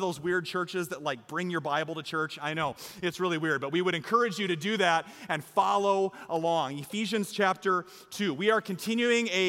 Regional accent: Iowa, United States; I'm from Iowa.

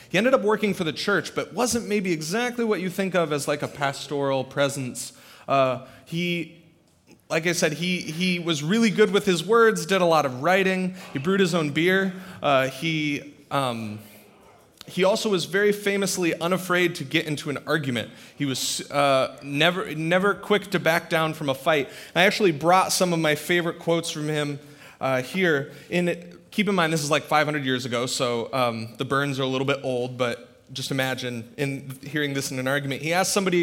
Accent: Central Iowa, United States; moved away as an adult; also born or lived in Twin Cities, Minnesota; I grew up in Central Iowa

